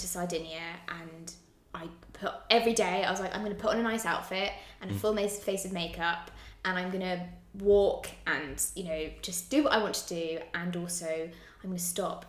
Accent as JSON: {"language": "English", "region": "North West England", "country": "United Kingdom", "tie": "born there", "moved": "yes", "said": "I was originally thinking of Cheshire because I was born in Cheshire and I've never been back."}